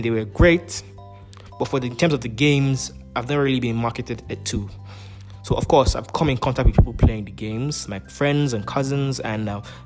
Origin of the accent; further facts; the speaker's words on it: Nigeria; I'm a Nigerian